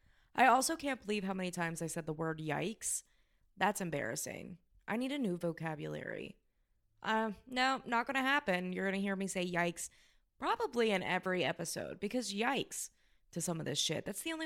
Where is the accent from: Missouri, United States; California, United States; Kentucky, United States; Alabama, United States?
Kentucky, United States; We're from Southern